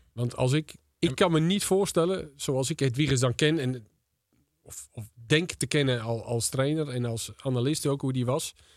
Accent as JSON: {"language": "Dutch", "town": "Volendam", "region": "North Holland", "country": "Netherlands", "tie": "born or raised there", "also_born_or_lived": "Leiden", "said": "de club is waar ik ben opgegroeid"}